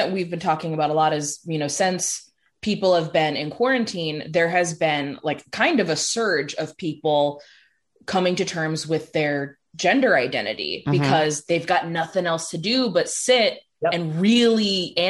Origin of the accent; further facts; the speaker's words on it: Chicago, Illinois, United States; now in Ohio, United States; growing up in Chicago, like the Chicagoland area, it was obviously a lot more progressive.